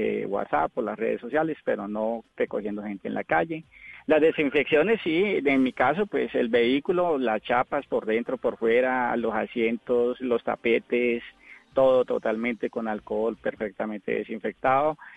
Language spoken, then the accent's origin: Spanish; Molagavita, Santander, Colombia; also born or lived in Girón, Santander; now in Cali, Colombia; Yo soy de un pueblito llamado Girón, a 15 minutos de Bucaramanga, y gran parte de mi infancia me crié con los valores del campo en Molagavita, Santander.